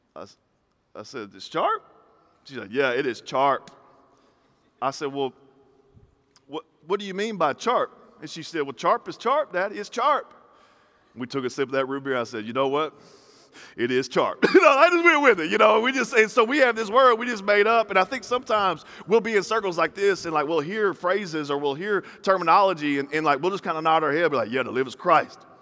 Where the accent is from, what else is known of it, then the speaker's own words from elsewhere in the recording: the South, United States; I grew up in this, in this weird environment where, like, in the South, I'm from the South